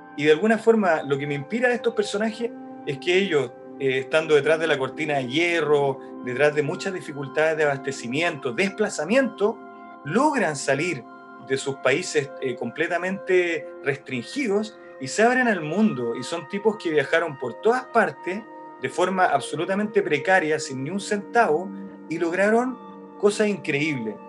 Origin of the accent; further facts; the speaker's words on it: Chile; soy de Chile, somos unos amigos, escaladores